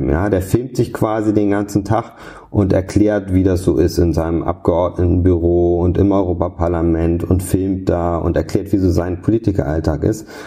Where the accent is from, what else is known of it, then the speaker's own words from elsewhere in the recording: Hamburg, Germany; Wir sind früher viel nach Dänemark gefahren. Ich komme eigentlich aus Hamburg.